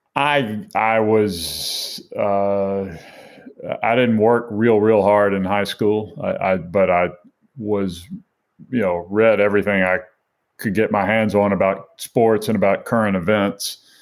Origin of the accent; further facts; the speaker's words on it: Mobile, Alabama, United States; I grew up in Mobile, Alabama